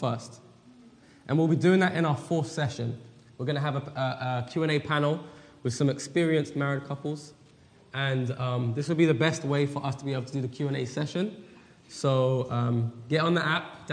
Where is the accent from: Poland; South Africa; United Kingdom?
United Kingdom; England; now in Weimar, United States; We live at Weimar in California, but we're originally from England